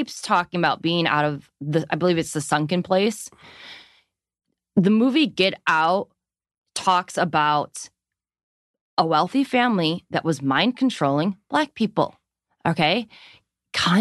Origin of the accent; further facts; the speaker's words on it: Chicago, Illinois, United States; We're both from Chicago